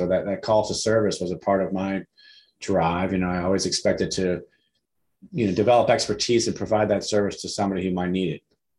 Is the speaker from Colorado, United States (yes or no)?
no; Detroit, Michigan, United States; now in Savannah, United States; I grew up in Detroit.